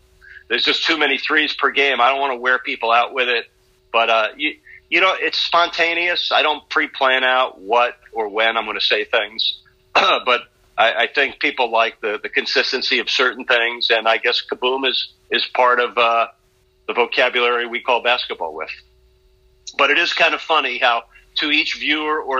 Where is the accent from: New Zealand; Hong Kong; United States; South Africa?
United States; New York; moved away as an adult; now in Miami, United States; a young kid growing up in New York